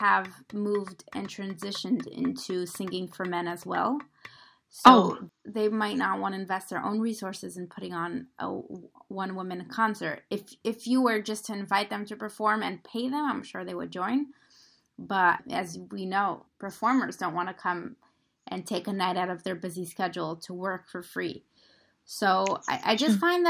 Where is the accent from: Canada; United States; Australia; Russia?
Russia; moved away; We are both from Russia